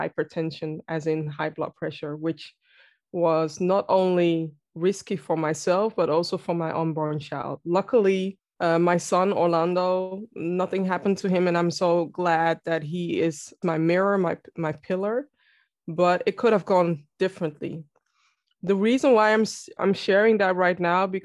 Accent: Amsterdam, North Holland, Netherlands; I am born and raised in Amsterdam, the Netherlands.

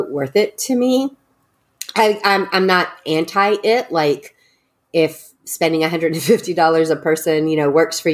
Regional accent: Texas, United States; I was raised in Texas.

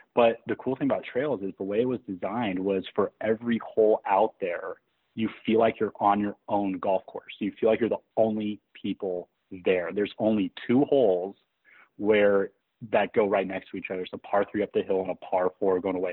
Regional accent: Eureka, California, United States; growing up in Eureka

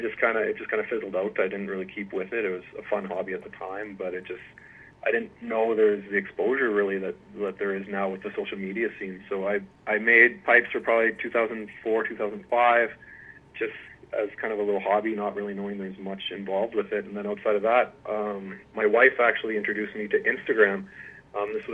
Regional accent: Lloydminster, Canada; now in Edmonton, Canada; I grew up on a farm south of Lloydminster

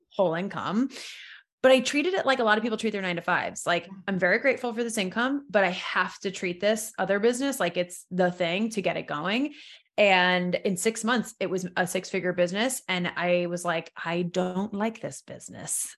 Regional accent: New York, United States; moved away; I'm from originally from New York, so I moved back to New York in 2012.

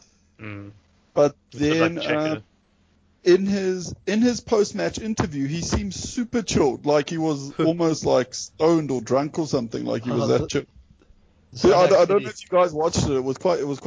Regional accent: South Africa; I'm a South African

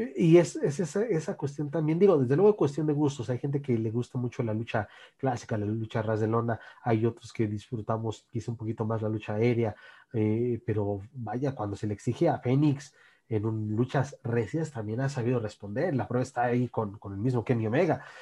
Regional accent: Naucalpan, State of Mexico, Mexico; en mi tierra, Naucalpan, capital del mundo

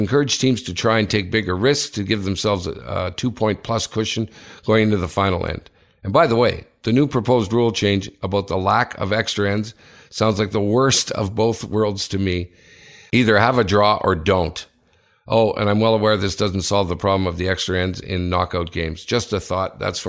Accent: United Kingdom; now in Switzerland; As a British guy living in Switzerland

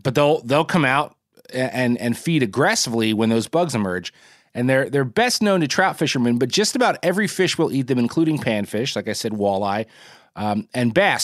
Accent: New Jersey, United States; my home state of Jersey

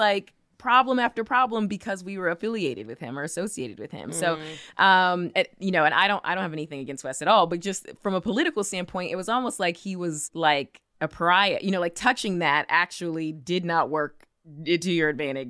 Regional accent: Kansas City, Missouri, United States; he's from my hometown, Kansas City, shout out KC

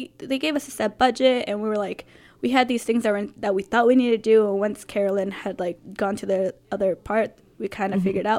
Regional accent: Los Angeles, California, United States; now in San Francisco, United States; I'm from Los Angeles

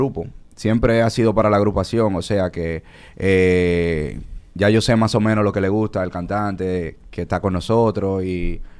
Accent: Dominican Republic; Nosotros somos dominicanos. El dominicano tiene que saber que hay una cara nueva en la bachata, que somos nosotros

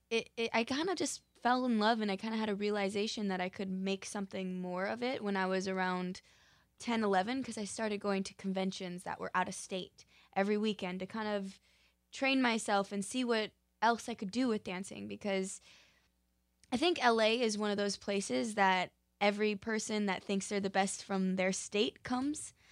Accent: Park City, Utah, United States; now in Los Angeles, United States; I'm originally from Park City, Utah

